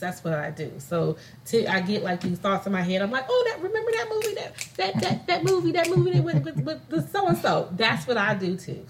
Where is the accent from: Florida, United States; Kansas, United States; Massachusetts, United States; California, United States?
California, United States; moved away as an adult; also born or lived in Illinois; I was uh, born and raised in California, moved to Illinois